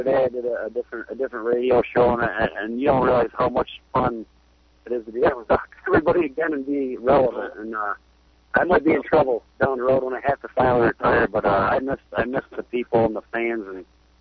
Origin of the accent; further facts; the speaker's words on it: near Watertown, New York, United States; Watertown, New York, like 10 minutes from my hometown